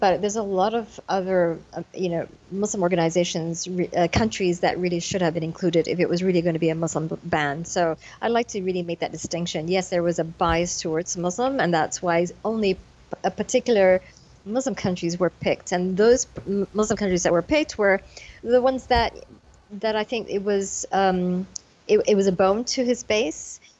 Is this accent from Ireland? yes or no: no; United States; and you know, as an American, the one thing that we knew we could always count on was the judicial system. And I feel so betrayed as an American by this decision.